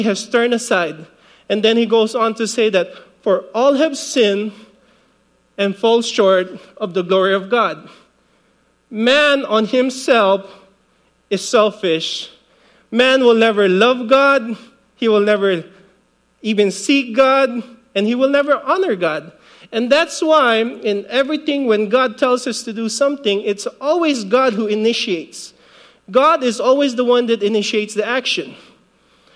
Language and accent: English; Philippines; now in Guam; I grew up in the Philippines. Well, I was born in the Philippines, 1975